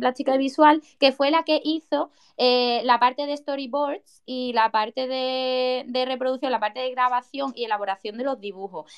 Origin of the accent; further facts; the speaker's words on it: Seville, Andalusia, Spain; moved away as an adult; now in Huelva, Spain; yo soy de Sevilla, pero actualmente me encuentro trabajando en Huelva